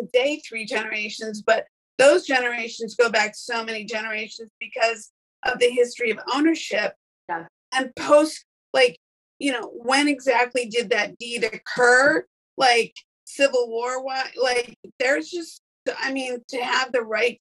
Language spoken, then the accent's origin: English; Northern Illinois, United States; I grew up in Northern Illinois, where there was lots of farmland